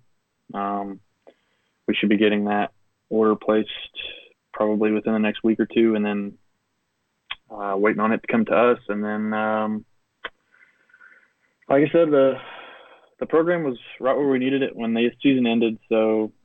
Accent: Knoxville, Tennessee, United States; I'm from Knoxville, Tennessee

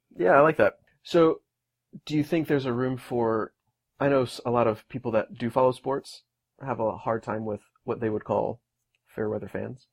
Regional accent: north of Houston, Texas, United States; I'm from just a little ways north of there

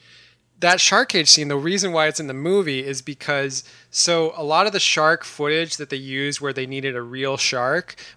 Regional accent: Ohio, United States; growing up in Ohio, I took a trip out west with my family when I was like 12 or 13

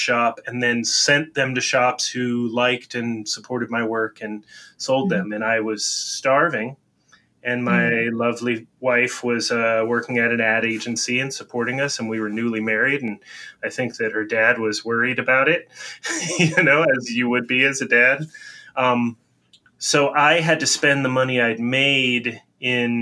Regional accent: United States; being American

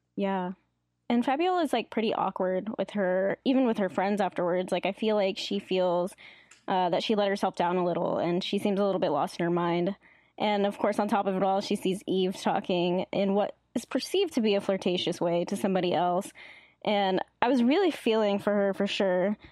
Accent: Davis, California, United States; I basically was born and raised in Davis, and I live here currently

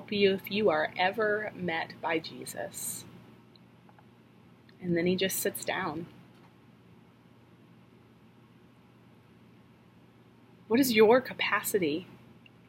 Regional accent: Norfolk, Virginia, United States; Norfolk, Virginia, where I'm from

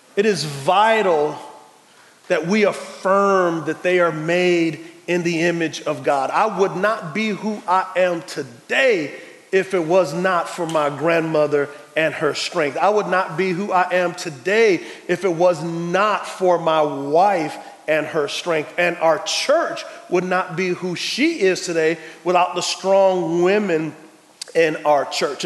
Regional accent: San Antonio, Texas, United States; I'm from San Antonio, Texas

